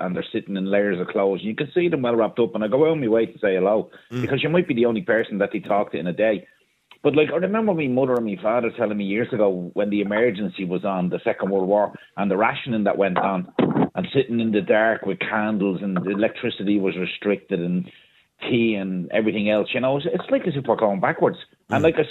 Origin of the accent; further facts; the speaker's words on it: Ballyferma, Ireland; I grew up in Ballyferma in a working class house where there was no central heating and we had the coal fire on.